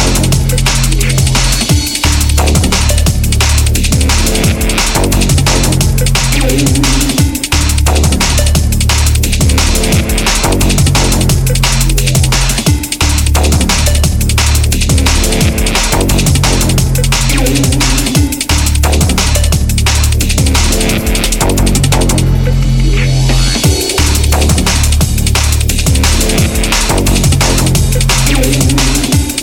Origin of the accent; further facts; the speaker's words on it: Toronto, Ontario, Canada; now in England; Toronto, and that's my hometown. That's where I grew up, that's where I'm from